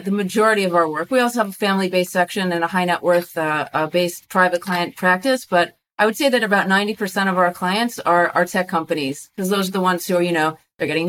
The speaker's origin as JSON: {"language": "English", "town": "Cincinnati", "region": "Ohio", "country": "United States", "tie": "born or raised there", "moved": "as an adult", "lives_now": "Israel", "said": "I grew up in Cincinnati, Ohio, in a Jewish community"}